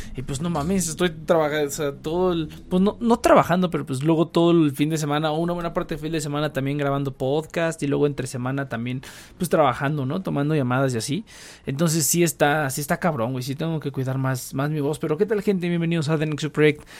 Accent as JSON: {"language": "Spanish", "country": "Mexico"}